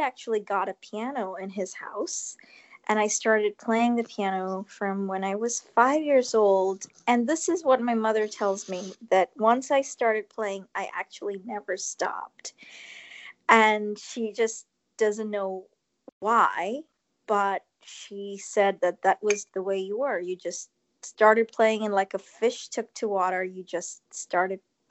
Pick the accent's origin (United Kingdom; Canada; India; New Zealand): India; So I was born in India